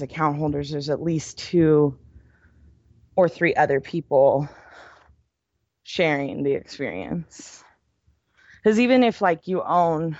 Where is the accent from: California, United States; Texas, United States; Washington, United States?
California, United States; San Diego; I'm from San Diego